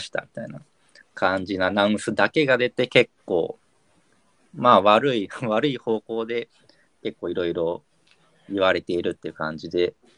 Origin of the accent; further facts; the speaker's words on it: Kyushu, Japan; now in Tokyo, Japan; 九州出身